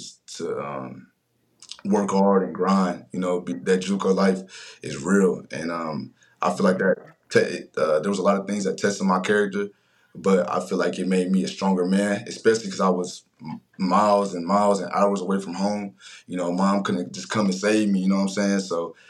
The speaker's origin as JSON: {"language": "English", "region": "Ohio", "country": "United States", "said": "I'm from Ohio"}